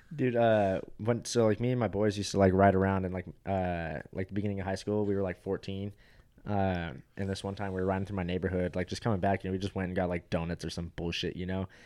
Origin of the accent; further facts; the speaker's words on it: Fountain Valley, California, United States; moved away; I went from Fountain Valley where it's like eighty percent uh, Asians. Like are literally, I'll show you my high school yearbook.